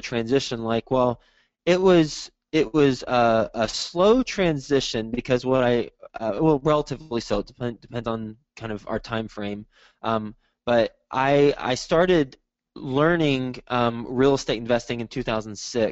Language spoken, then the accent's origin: English; Texas, United States; moved away as an adult; also born or lived in New York City; now in Cincinnati, United States; I am from Texas, and after I graduated from college, I graduated in 2005 from Texas Tech. I moved to New York City and spent a decade there.